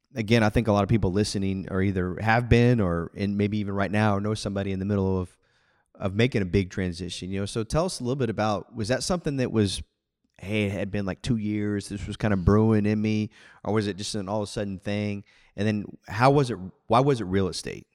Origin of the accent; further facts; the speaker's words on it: Houston, Texas, United States; I grew up in Houston, suburb of Houston